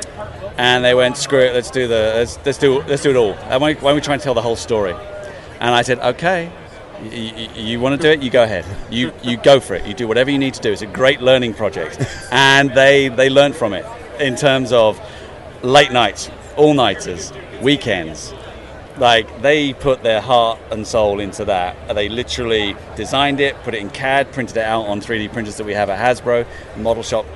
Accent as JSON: {"language": "English", "country": "United Kingdom", "said": "I'm British"}